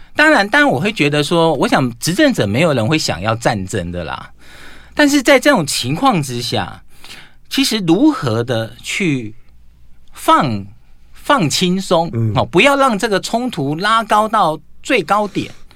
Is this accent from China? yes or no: no; Taiwan; 作为一个台湾人